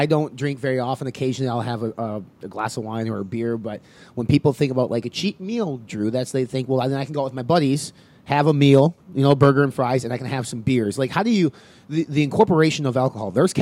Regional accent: Wisconsin, United States; I'm from Wisconsin

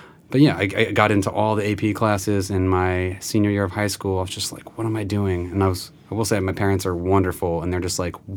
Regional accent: Prescott, Arizona, United States; my hometown of Prescott, Arizona

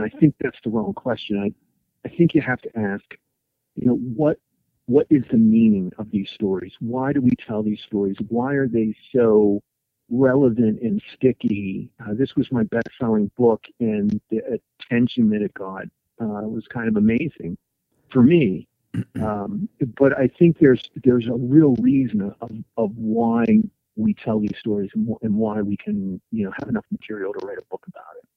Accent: Tyrone, Pennsylvania, United States; my hometown, uh, Tyrone, Pennsylvania

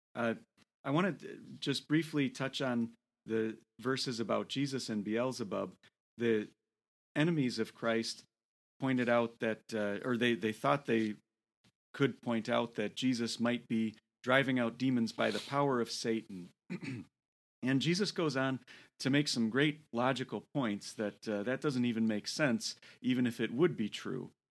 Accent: Toledo, Ohio, United States; moved away; Toledo, Ohio. And uh, that is my hometown. I was born in Toledo

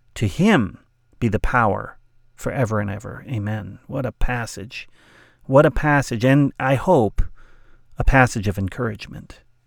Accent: Southern California, United States; I grew up in Southern California on the west coast of the United States

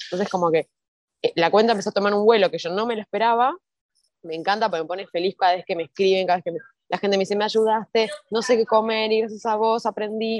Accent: Argentina; me acuerdo cuando era chiquita, acá en Argentina

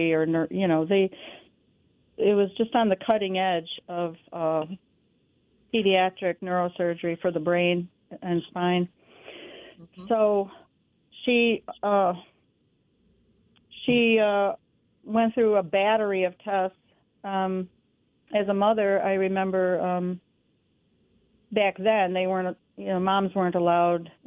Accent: New York, United States; moved away; I'm from New York State

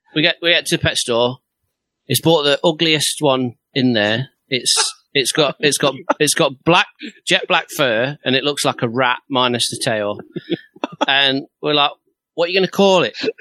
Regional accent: England, United Kingdom; I'm English, in it

